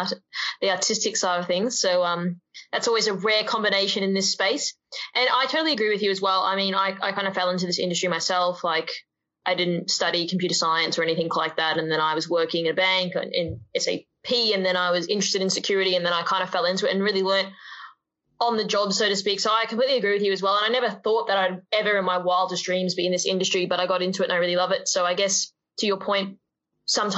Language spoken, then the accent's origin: English; Queensland, Australia; I'm also a Queenslander myself